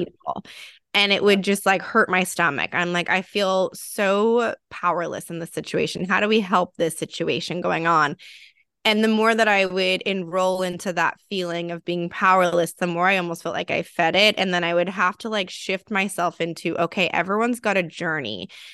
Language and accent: English; California, United States; being a Californian